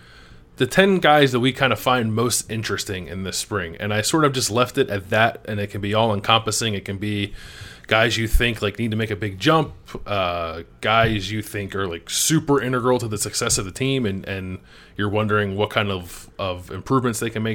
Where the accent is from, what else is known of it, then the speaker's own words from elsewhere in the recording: United States; accent: East Coast; I always go back and forth between saying tournament and tournament because I can't fully break my East Coast accent.